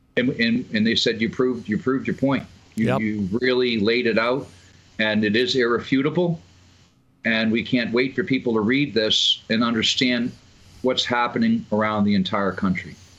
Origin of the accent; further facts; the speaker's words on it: Massachusetts, United States; moved away; I'm from Massachusetts originally